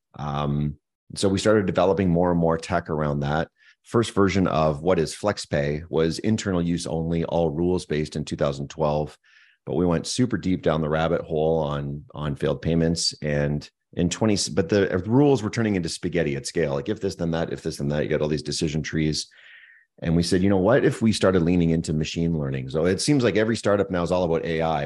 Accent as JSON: {"language": "English", "town": "Moncton", "region": "New Brunswick", "country": "Canada", "tie": "born or raised there", "also_born_or_lived": "Montreal, Quebec", "moved": "as an adult", "lives_now": "Kelowna, Canada", "said": "born and raised on the east coast of Canada in a small little town called Moncton, New Brunswick"}